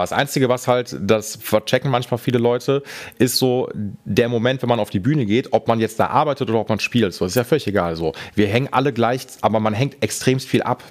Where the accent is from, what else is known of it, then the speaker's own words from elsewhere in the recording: Essen, North Rhine-Westphalia, Germany; ich komme aus Essen und bin in Essen